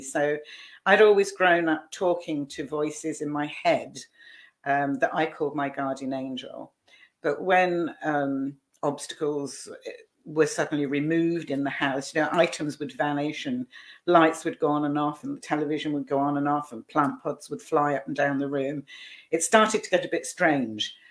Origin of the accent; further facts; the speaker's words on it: Scotland, United Kingdom; moved away; also born or lived in Southampton; I was born in Scotland, and by that time I was living in Southampton